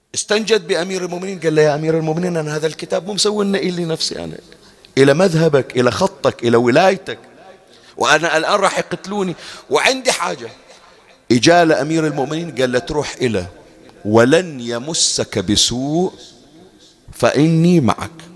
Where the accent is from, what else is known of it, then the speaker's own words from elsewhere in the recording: Bahrain; عندنا بالبحرين